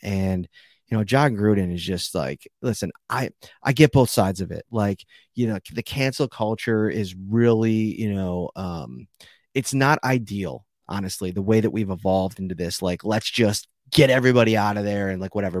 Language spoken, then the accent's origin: English; Buffalo, New York, United States; I grew up in Buffalo. I'm Buffalo through and through.